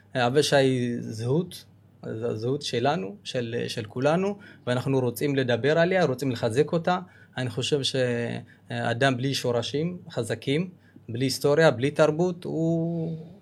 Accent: Ethiopia; now in Israel; אנחנו באים, באים ממדינה כל כך עשירה בתרבות

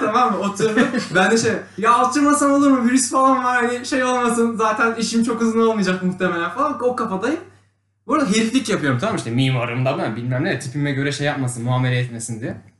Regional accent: Konya, Turkey

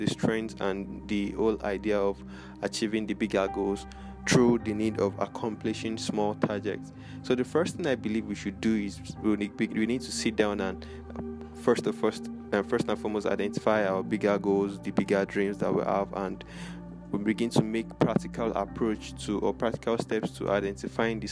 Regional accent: Lagos, Nigeria; here in my hometown, Lagos, Nigeria

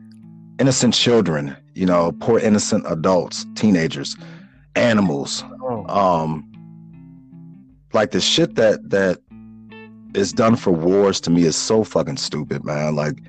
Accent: Chicago, Illinois, United States; me growing up in Chicago

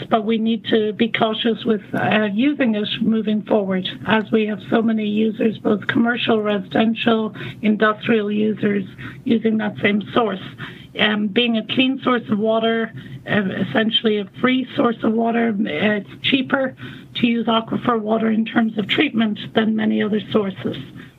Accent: Ireland; now in United States; Well, you can probably tell from my accent that I'm not from the U.S. I'm actually Irish, and I graduated from a university in Northern Ireland with a degree in environmental science in the late 80s.

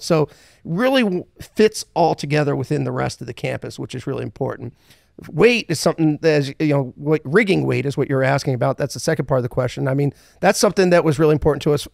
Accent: Philadelphia, Pennsylvania, United States; moved away as an adult; also born or lived in South Carolina; now in Fort Worth, United States; I grew up in, uh, from originally Philadelphia, Pennsylvania. Um, grew up there

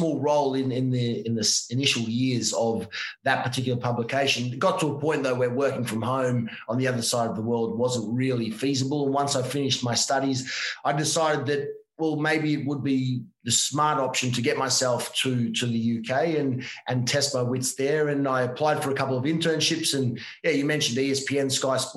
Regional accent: Victoria, Australia; moved away as an adult; also born or lived in Ivanhoe; now in Italy; I was born in Australia

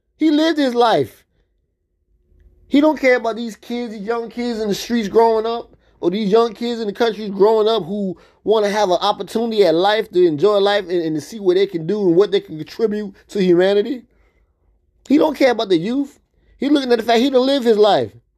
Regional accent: United States; I'm American

